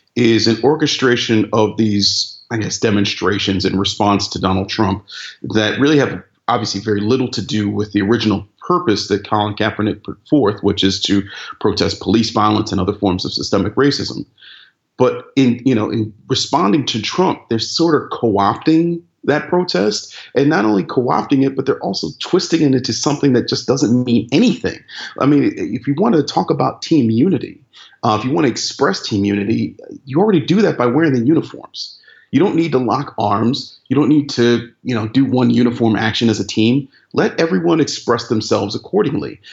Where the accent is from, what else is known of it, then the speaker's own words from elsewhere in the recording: Cleveland, Ohio, United States; my hometown, Cleveland